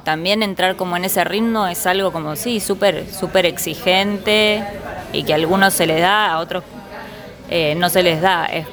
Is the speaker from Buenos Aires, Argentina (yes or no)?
yes; Buenos Aires, Argentina; Nací en Palermo cuando era Palermo sensible.